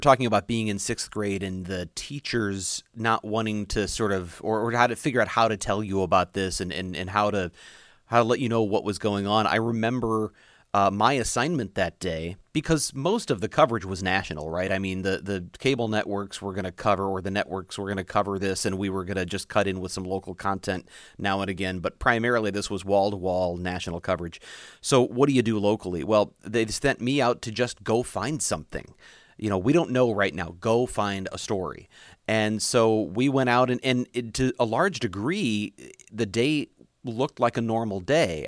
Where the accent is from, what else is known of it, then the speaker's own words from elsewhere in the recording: United States; my duty as an American